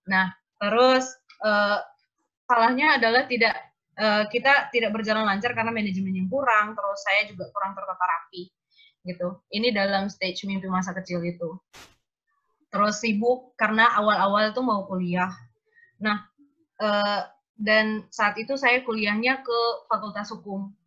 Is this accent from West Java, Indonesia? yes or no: no; Ruteng, East Nusa Tenggara, Indonesia; dari Ruteng, Manggarai, NTT.